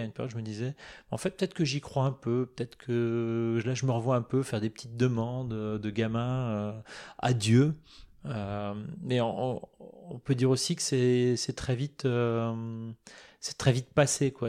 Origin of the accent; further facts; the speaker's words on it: Moselle, Grand Est, France; Je suis né en Moselle, euh, dans un proche, une région proche de l'Allemagne